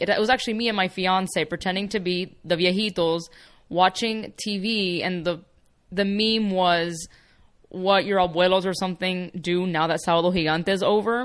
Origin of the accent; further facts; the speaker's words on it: Miami, Florida, United States; first language Spanish; English is a second language; moved away as an adult; now in Los Angeles, United States; So even in Miami, I was surrounded by a lot of that.